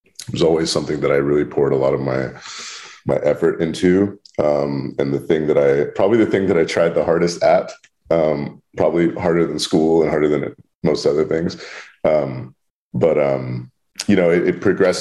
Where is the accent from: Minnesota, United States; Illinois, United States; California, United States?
California, United States; Bay Area; moved away as an adult; now in Los Angeles, United States; being born and raised in the Bay